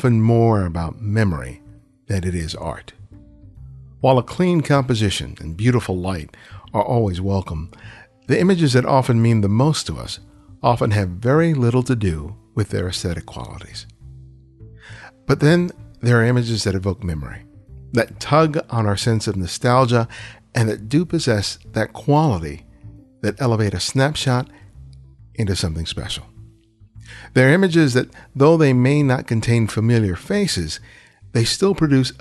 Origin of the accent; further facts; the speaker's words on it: Los Angeles, California, United States; I grew up in South L.A. That's where we were raised